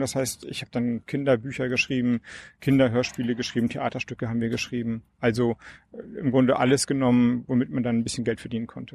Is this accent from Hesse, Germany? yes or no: no; Flensburg, Schleswig-Holstein, Germany; ich komme ja aus Flensburg, dänische Grenze